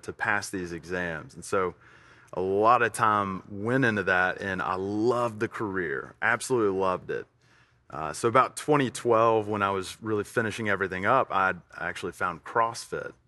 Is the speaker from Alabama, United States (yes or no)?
yes; Tuscaloosa, Alabama, United States; also born or lived in Fort Worth, Texas; now in Middle Tennessee, United States; We moved to Tuscaloosa at a very early age for me. Uh, it's where I was raised